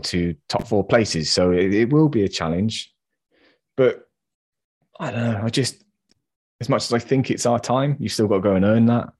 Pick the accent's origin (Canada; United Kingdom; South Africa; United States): United Kingdom; England; I'm English